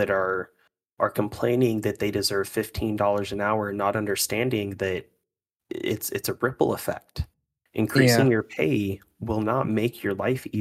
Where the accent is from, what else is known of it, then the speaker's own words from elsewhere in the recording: United States; being an American